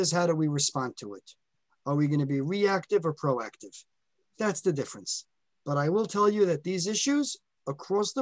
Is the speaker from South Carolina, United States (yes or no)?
no; New York City, New York, United States; I grew up in Borough Park